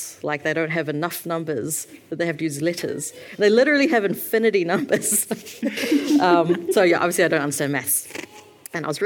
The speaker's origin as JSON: {"language": "English", "country": "New Zealand", "tie": "born or raised there", "said": "when I was born and raised here"}